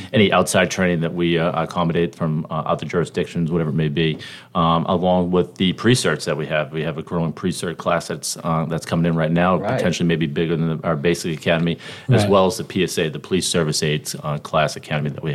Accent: Boston, Massachusetts, United States; moved away as an adult; also born or lived in Southwest Virginia; Originally from Boston, Mass. You guys can probably tell my accent here.

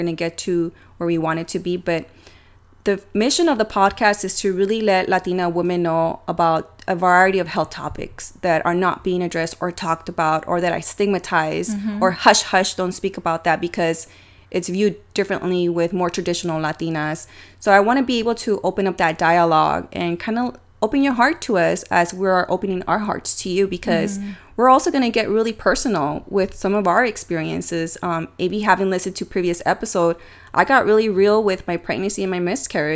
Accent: San Diego, California, United States; we're from San Diego

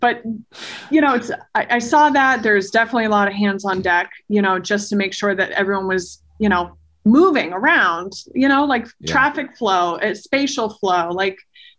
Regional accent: Maine, United States; the first season of ConcertCast was an entire road trip around my home state of Maine

